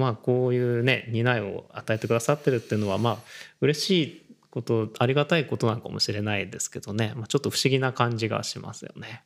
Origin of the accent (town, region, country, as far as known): Kawagoe, Saitama, Japan; born or raised there; also born or lived in Tokyo / India